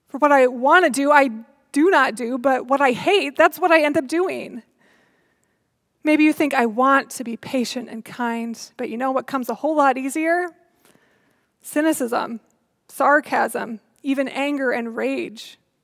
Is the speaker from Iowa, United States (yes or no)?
yes; Iowa, United States; growing up in Iowa